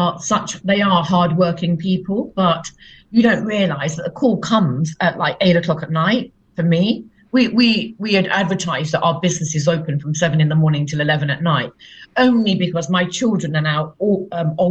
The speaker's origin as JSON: {"language": "English", "town": "Leicester", "region": "East Midlands", "country": "United Kingdom", "also_born_or_lived": "London", "moved": "yes", "said": "I come from Leicester, and I moved from Leicester to London"}